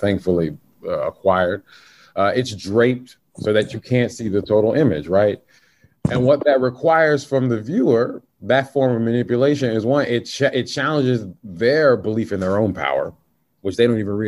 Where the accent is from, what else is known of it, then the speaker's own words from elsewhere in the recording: the South, United States; I'm from the South